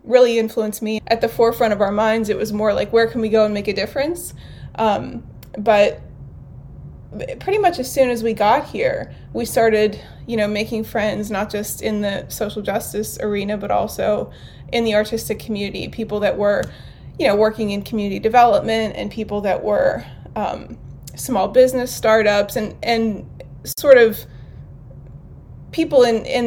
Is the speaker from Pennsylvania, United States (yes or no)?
yes; New Castle, Pennsylvania, United States; also born or lived in Pittsburgh, Pennsylvania; now in Ambridge, United States; I grew up in Newcastle, about an hour north of here